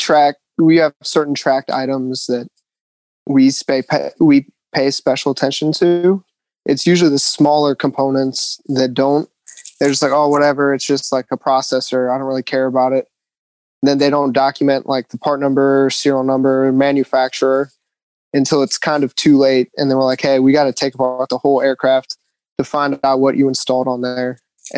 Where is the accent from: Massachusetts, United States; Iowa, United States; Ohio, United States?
Ohio, United States; Cincinnati; moved away as an adult; also born or lived in Virginia / North Carolina; now in Camp Pendleton, United States; I'm originally from Ohio